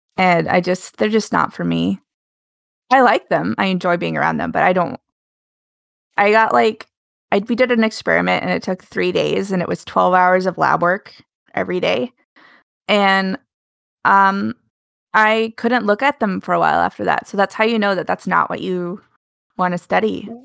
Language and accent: English; Alaska, United States; I grew up in Alaska